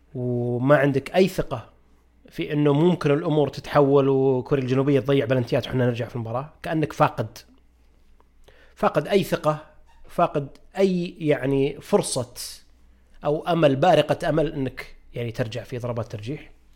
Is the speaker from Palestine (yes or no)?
no; Saudi Arabia; كلنا جميعا كسعوديين